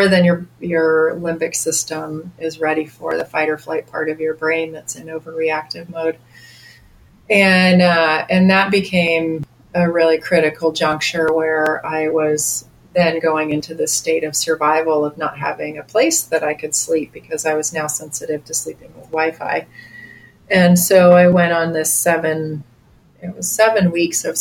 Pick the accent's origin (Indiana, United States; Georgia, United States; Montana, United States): Montana, United States; Bozeman; I came back to my hometown of Bozeman